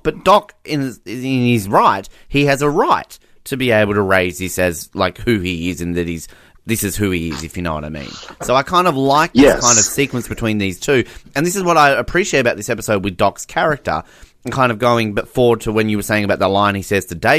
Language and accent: English; Australia; as an Australian